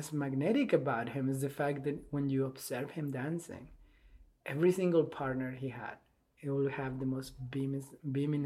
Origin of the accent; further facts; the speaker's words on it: Bogotá, Colombia; English is a second language; moved away as an adult; now in Charlottesville, United States; I grew up in Bogota, in Colombia.